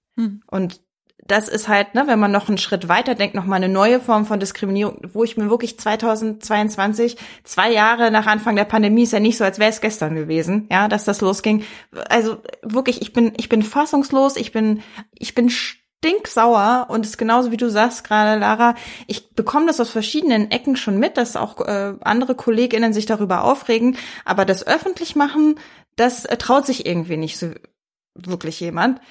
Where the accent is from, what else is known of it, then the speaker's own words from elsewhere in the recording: Berlin, Germany; Als Berlinerin